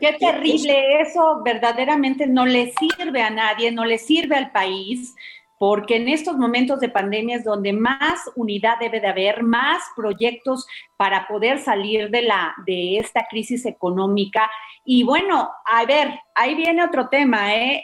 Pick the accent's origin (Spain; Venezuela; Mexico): Mexico